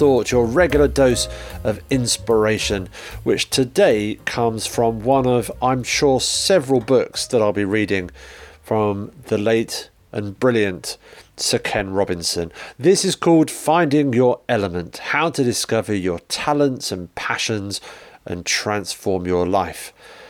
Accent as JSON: {"language": "English", "town": "Liverpool", "region": "North West England", "country": "United Kingdom", "tie": "born or raised there", "said": "I was born in 1950 in Liverpool, England. I grew up in a large, close-knit family that was also tremendously sociable and funny."}